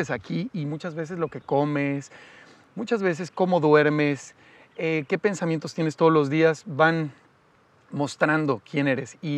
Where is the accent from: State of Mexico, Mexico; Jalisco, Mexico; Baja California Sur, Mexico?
State of Mexico, Mexico; Naucalpan; viví en satélite toda mi vida